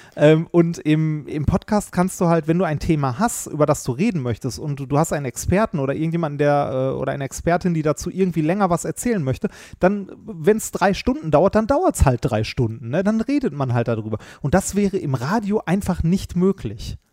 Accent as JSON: {"language": "German", "area": "Ruhr area", "region": "North Rhine-Westphalia", "country": "Germany", "tie": "born or raised there", "said": "Ich bin auch im Ruhrgebiet groß geworden"}